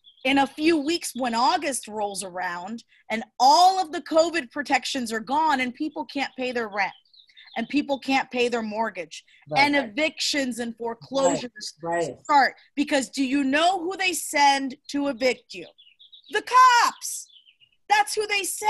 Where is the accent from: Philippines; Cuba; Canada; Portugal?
Cuba; now in United States; I was born in Cuba